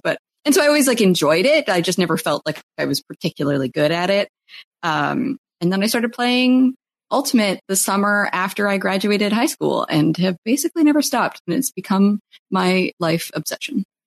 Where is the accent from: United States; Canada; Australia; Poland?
Canada; I'm Canadian